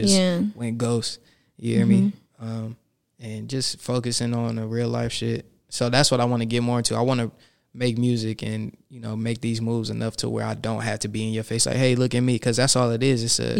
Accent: Los Angeles, California, United States; also born or lived in Inglewood, California / Fresno, California / Mid-City, Los Angeles; I'm a South Central nigga

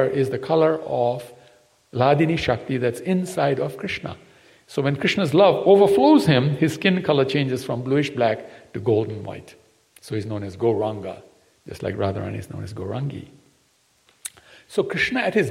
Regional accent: Fiji; also born or lived in Gujarat, India (ancestry); I come from Fiji. But my parents come from India. In Gujarat

